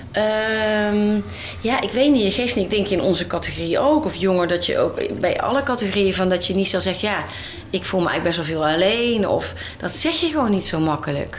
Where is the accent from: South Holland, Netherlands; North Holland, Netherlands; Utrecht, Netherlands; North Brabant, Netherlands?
North Brabant, Netherlands; Boxtel; moved away as an adult; Ik ben opgegroeid in Boksel in Brabant. Ja. Heel fijn, tot mijn achttiende.